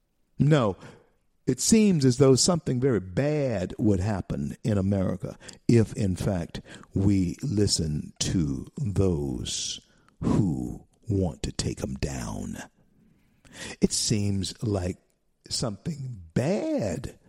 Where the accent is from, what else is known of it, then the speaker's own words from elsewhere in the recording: Shreveport, Louisiana, United States; my hometown of Shreveport, Louisiana